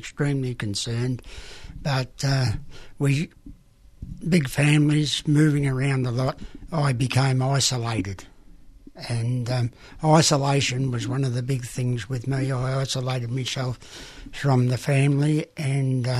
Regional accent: Gippsland, Victoria, Australia; On a dairy farm, Soldier Settlement Farm in Gippsland, and there was nine children

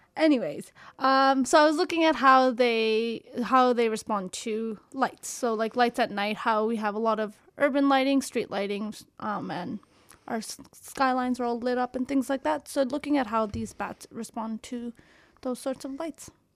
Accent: Canada; I'm from Canada

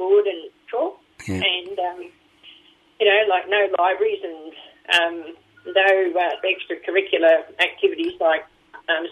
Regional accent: Boort, Victoria, Australia; also born or lived in Bendigo; we grew up in our young years, we grew up in Bort, which is up in the Mallee.

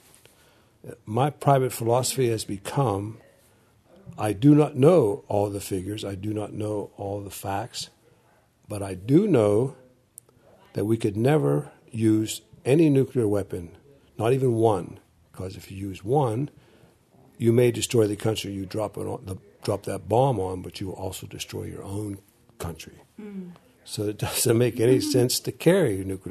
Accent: Beaver Valley, Western Pennsylvania, United States; moved away as an adult; also born or lived in Washington, D.C.; now in New Jersey, United States; I now live in New Jersey, but originally I'm from Western Pennsylvania area, Beaver Valley to be exact

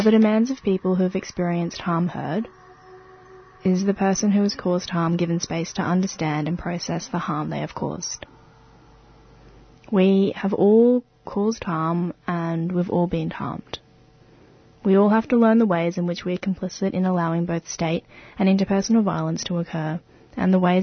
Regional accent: Brisbane, Queensland, Australia; moved away as an adult; now in Melbourne, Australia; I grew up in Sherwood, Brisbane, on Yuggera country

